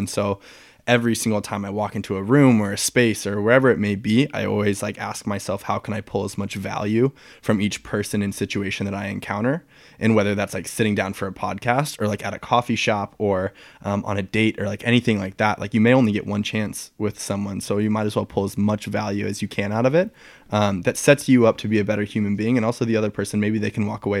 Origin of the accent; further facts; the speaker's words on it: St. Louis, Missouri, United States; now in Charlotte, United States; I'm from St. Louis, Missouri. I grew up there. I moved a bunch when I was a kid, and then I moved to Charlotte.